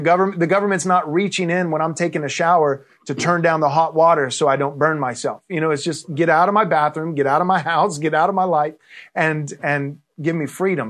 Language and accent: English; Texas, United States; now in California, United States; I grew up in Texas